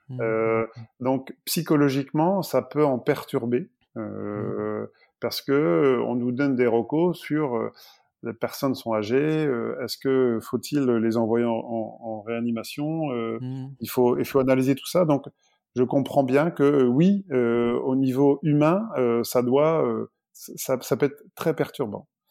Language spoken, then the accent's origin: French; France; on est français, on reste français